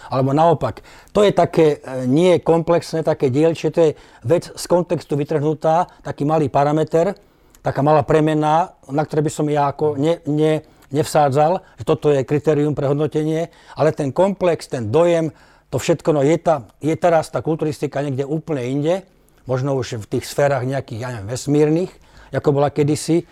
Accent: Slovakia; bol som prvý Slovák teda e, v tom čase, ktorý dostal túto ponuku

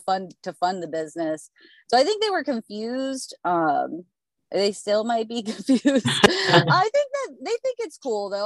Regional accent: Pennsylvania, United States; I'm from Pennsylvania

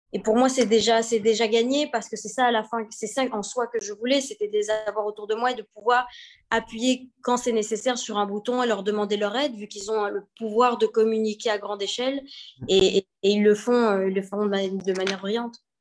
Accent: Belgium; moved away; also born or lived in China / Monaco; je suis née en Belgique

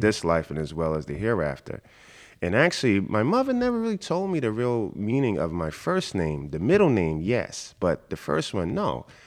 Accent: New York City, New York, United States; I grew up in Queens, Jamaica, Queens.

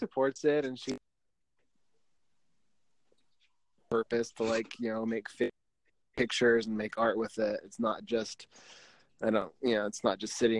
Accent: Salt Lake City, Utah, United States; I'm from Salt Lake City. I grew up around here.

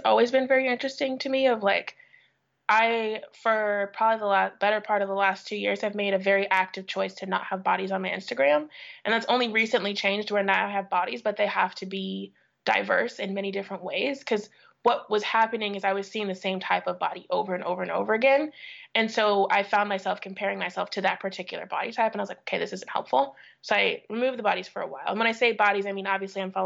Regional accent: St. Louis, Missouri, United States; I grew up in St. Louis.

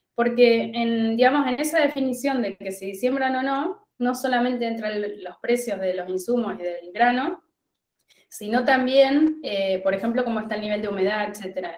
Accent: La Pampa, Argentina; moved away as an adult; also born or lived in Buenos Aires; Yo soy de La Pampa. Yo estudié en La Pampa y recibida me fui a Buenos Aires

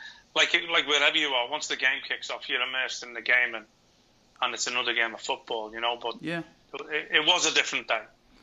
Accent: Liverpool, North West England, United Kingdom; being a Scouser

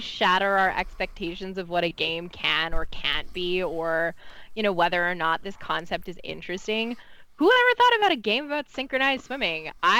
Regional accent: West Coast of Canada, Canada; now in New Jersey, United States; I'm originally from the West Coast in Canada. So I live in Jersey now.

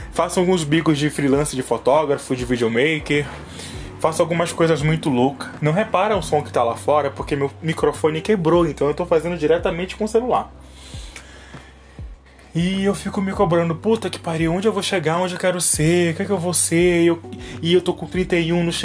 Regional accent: Pará, Brazil; now in São Paulo, Brazil; Sou paraense, mas moro em São Paulo tem quatro anos.

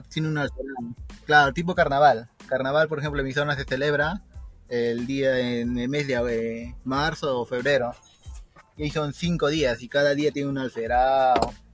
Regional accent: Yunguyo, Puno, Peru; vengo de la ciudad de Puno, de provincia de Yunguyo.

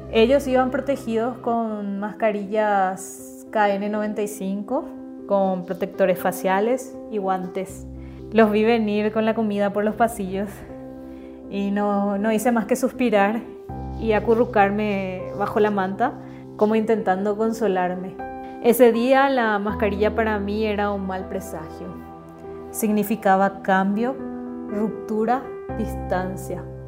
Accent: Paraguay; moved away as an adult; now in Mexico; soy una paraguaya residiendo en México

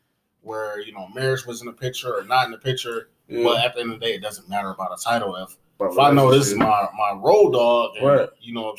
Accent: Jamaica; I'm Jamaican

